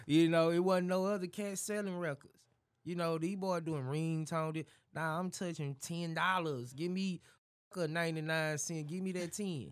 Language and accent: English; Dallas, Texas, United States; I'm from Dallas. Dallas, Fort Worth, West Dallas, to be exact, but yeah, D Town